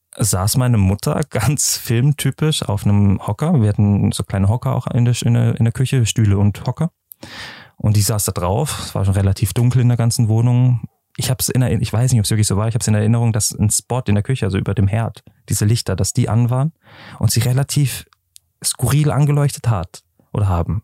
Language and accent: German; Freiburg, Baden-Württemberg, Germany; now in Lucerne, Switzerland; ich komme aus Freiburg in ähm, Schwarzwald, ne, also wirklich an der Grenze zur Schweiz